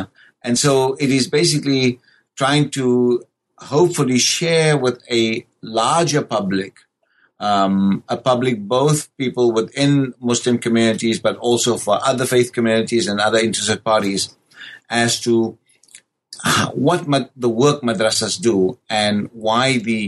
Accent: South Africa; born and raised in South Africa

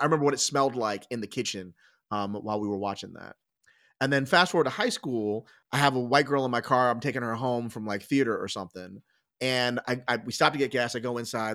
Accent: Philadelphia, Pennsylvania, United States; I was born in Philadelphia. I grew up just outside in the burbs

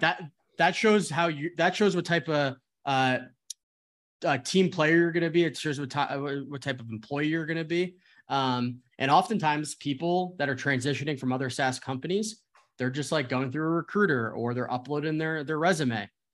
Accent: New Jersey, United States; moved away as an adult; also born or lived in Arizona / San Francisco; I am originally from New Jersey, went to school in Arizona

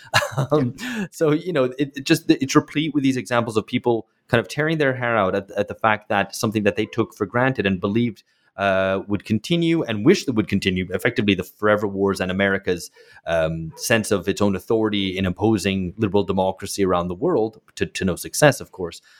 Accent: United Kingdom; moved away as an adult; now in São Paulo, Brazil; I grew up in Britain

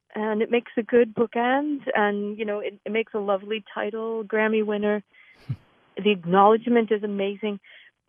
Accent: Massachusetts, United States; moved away as an adult; also born or lived in San Francisco / New York City; I grew up in Massachusetts, and that's where I'm calling you from now

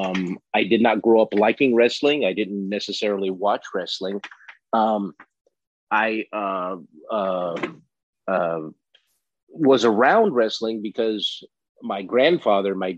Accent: Los Angeles, California, United States; I grew up in Los Angeles, California

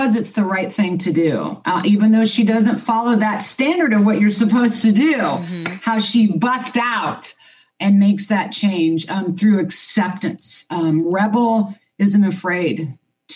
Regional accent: Kansas, United States; I was born and raised in Kansas

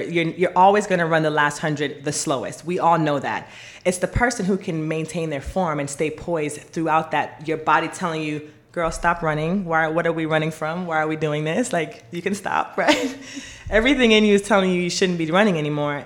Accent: Jamaica; moved away; I was born in Jamaica.

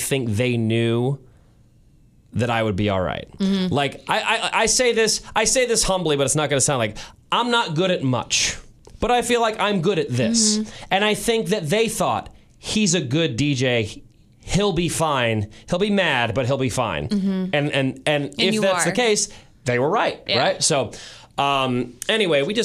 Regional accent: St. Louis, Missouri, United States; I was born and raised in St. Louis.

